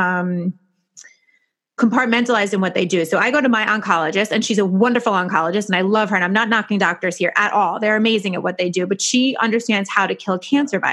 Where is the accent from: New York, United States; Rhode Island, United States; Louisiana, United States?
New York, United States; I'm a New Yorker